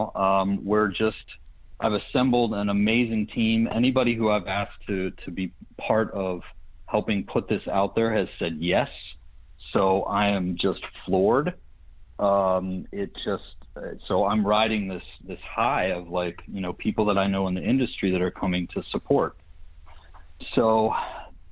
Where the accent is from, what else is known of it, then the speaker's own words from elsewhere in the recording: Pittsburgh, Pennsylvania, United States; moved away as an adult; also born or lived in Boston; now in Los Angeles, United States; when I grew up in Pittsburgh